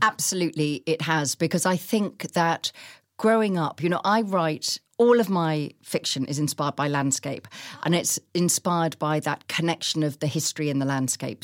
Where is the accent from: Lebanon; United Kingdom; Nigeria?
United Kingdom; Chichester, South East England; growing up in Chichester, where as children, we walked through the town